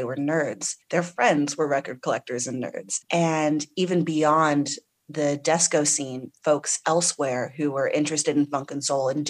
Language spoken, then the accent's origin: English; California, United States; So I grew up in the San Francisco Bay Area, and I love oldies.